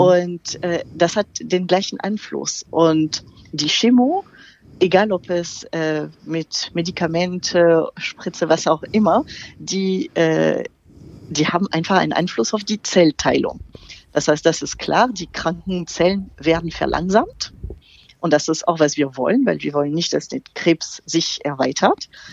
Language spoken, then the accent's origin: German; France; German is a second language; moved away; ich bin Französin, wie man das überhaupt nicht hören kann